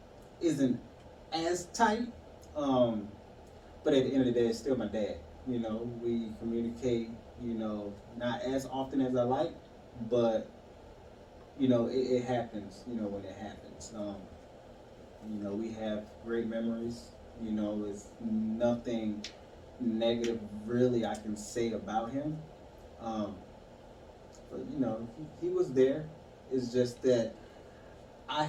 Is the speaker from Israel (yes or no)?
no; Eastern Shore, Virginia, United States; I'm from Virginia, Eastern Shore Park, just a little peninsula off of Chesapeake